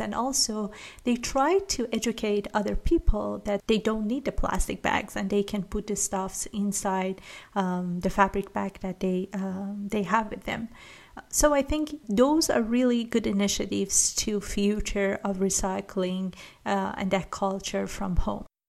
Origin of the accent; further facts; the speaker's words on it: Iran; I'm from Iran